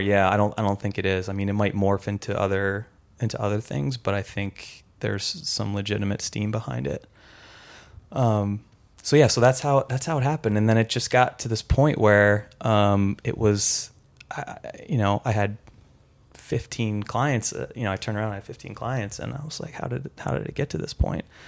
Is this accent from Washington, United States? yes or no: no; San Francisco, California, United States; I'm from San Francisco